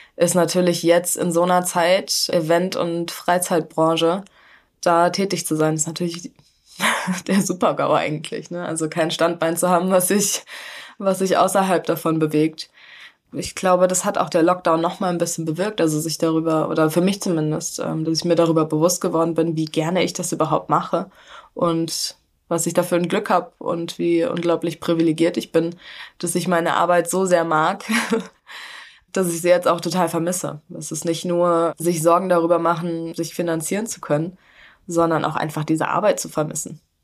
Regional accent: Hesse, Germany; ich komme aus Hessen

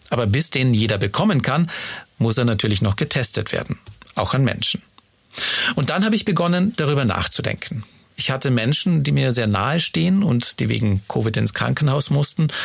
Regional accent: Munich, Bavaria, Germany; Ich habe vor einigen Wochen einen persönlichen Brief von meiner Heimatstadt München bekommen.

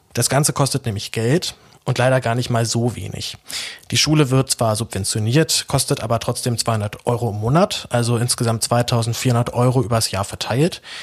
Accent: Berlin, Germany; geboren und aufgewachsen in Berlin

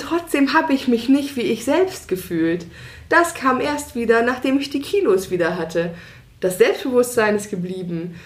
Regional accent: Hanover, Lower Saxony, Germany; now in Leipzig, Germany; in meine alte Heimat, mhm. also nach Hannover

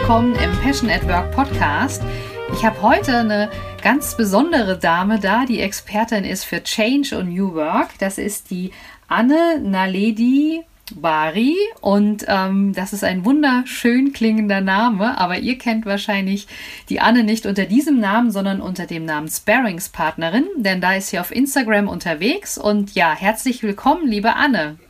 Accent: Frankfurt, Hesse, Germany; ich komme ja hier aus Frankfurt

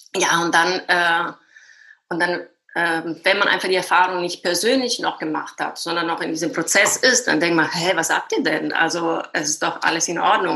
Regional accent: Sicily, Italy; German is a second language; moved away as an adult; also born or lived in Düsseldorf, Germany; now in Berlin, Germany; ich komme aus Sizilien

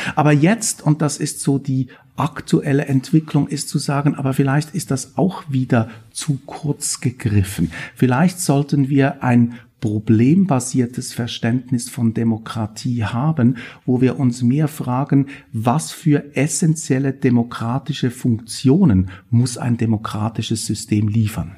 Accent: Switzerland; moved away as an adult; also born or lived in Bern; now in Stuttgart, Germany; Man hört das auch ein bisschen, ich bin Schweizer, lebe auch immer noch einen Teil meines Lebens in der Schweiz. Und ich habe meine ganze Ausbildung auch in der Schweiz gemacht

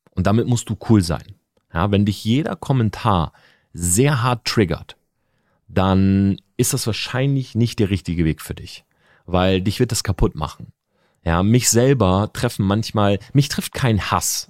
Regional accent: Delmhorst, Lower Saxony, Germany; Ich bin in Delmhorst groß geworden

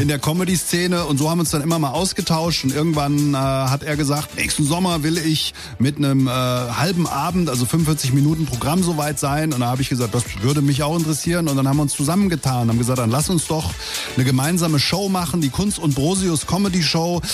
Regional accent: Langen, Hesse, Germany; also born or lived in Offenbach / Darmstadt / Ober-Hambach; In Offenbach bin ich geboren, ja. Ich bin in Langen aufgewachsen.

